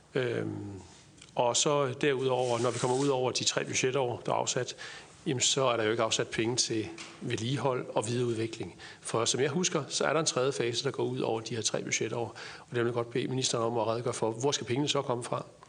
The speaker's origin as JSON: {"language": "Danish", "region": "Jutland", "country": "Denmark", "said": "nu er jeg jyde, så siger jeg træls"}